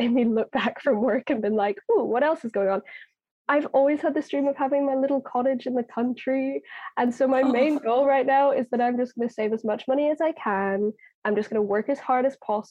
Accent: Ireland; I'm Irish

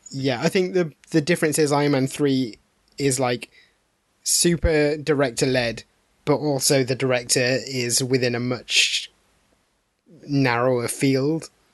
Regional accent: United Kingdom; we're all British

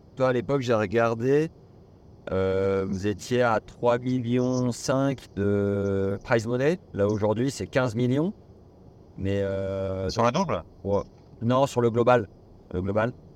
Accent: Nevers, Bourgogne-Franche-Comté, France; moi je suis de Nevers

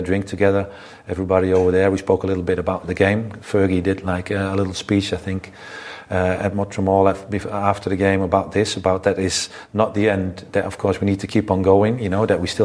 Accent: Netherlands; moved away as an adult; growing up in Holland and in the system in Holland

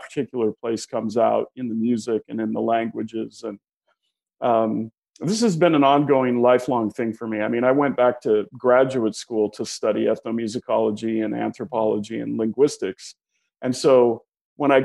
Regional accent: Pacific Northwest, United States; being born and raised in the Pacific Northwest

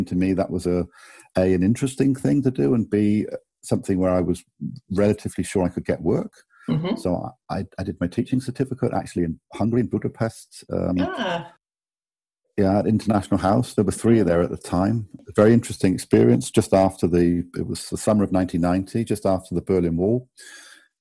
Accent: Bath, South West England, United Kingdom; moved away as an adult; also born or lived in Cambridge / London; now in Germany; I grew up in England, in Bath, in the southwest.

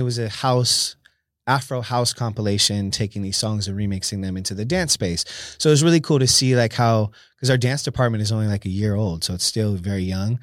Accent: San Jose, California, United States; born and raised in San Jose, California

